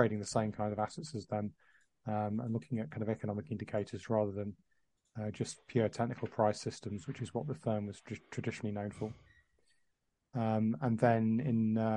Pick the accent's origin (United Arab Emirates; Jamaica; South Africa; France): United Arab Emirates; Dubai; moved away; I was working in the Middle East, which is actually where I was brought up in Dubai